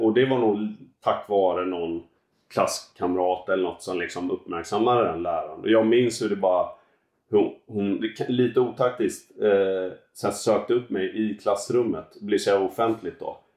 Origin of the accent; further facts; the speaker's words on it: Gothenburg archipelago, Västra Götaland, Sweden; Jag växte upp ute i Göteborgs skärgård.